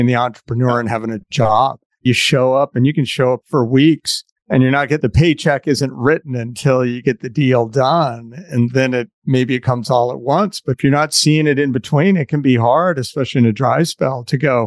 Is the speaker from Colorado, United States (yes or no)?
yes; Colorado, United States; moved away; I grew up in Colorado